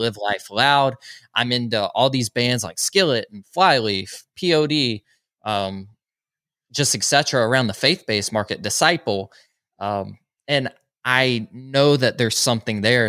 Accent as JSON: {"language": "English", "town": "Social Circle", "region": "Georgia", "country": "United States", "tie": "born or raised there", "said": "I grew up in a little town called Social Circle, Georgia"}